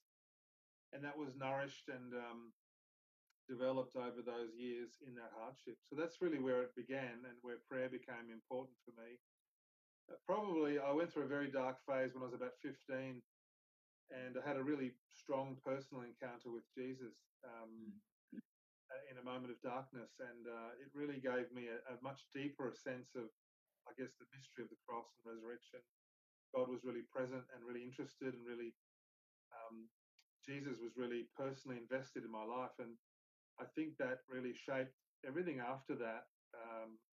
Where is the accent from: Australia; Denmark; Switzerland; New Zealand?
Australia; Brisbane, Queensland; also born or lived in Pietermaritzburg, South Africa; I grew up in Brisbane primarily